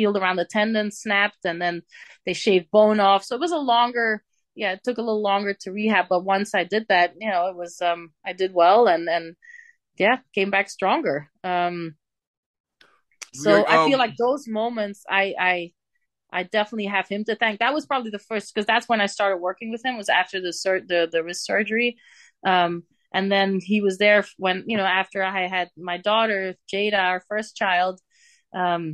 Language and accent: English; Bree, Flanders, Belgium; English is a second language; moved away; from my hometown in Brie